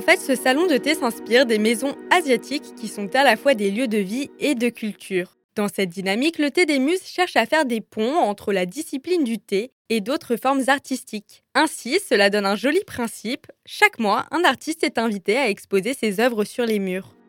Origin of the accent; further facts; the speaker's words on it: Strasbourg, Grand Est, France; also born or lived in Lyon; une petite Strasbourgeoise qui a passé deux ans à Lyon et qui avait bien besoin de retrouver ses racines.